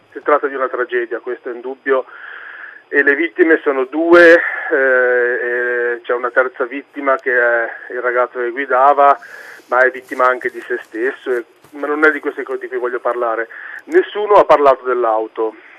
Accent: Savona, Liguria, Italy; sono di Savona

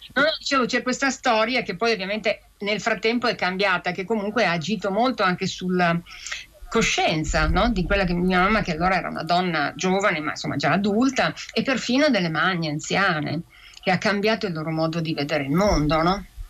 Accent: Piedmont, Italy; mia madre è cresciuta in una cultura e in una lingua, che era il nostro dialetto piemontese

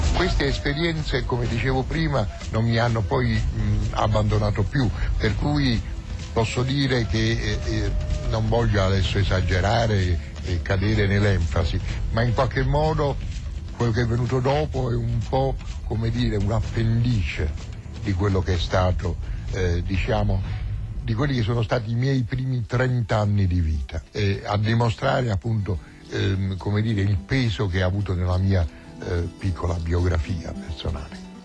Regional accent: Naples, Campania, Italy; moved away as an adult; la città in cui eravamo eh, nati

